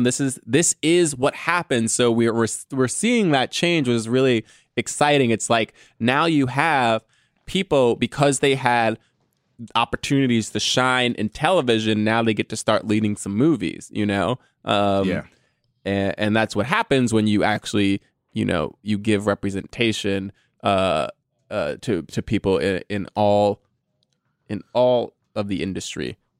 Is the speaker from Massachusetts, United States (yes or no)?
no; Texas, United States; Sorry for all the y'alls. I'm from Texas. LOL.